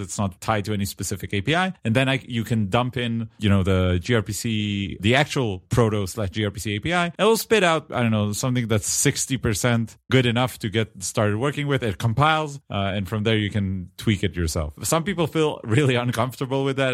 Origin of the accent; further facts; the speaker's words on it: Israel; accent: Israeli; my Israeli accent